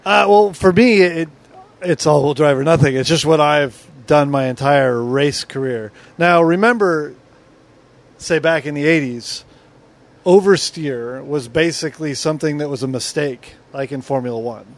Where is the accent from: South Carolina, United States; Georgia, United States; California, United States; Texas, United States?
California, United States; Southern; I grew up in Southern California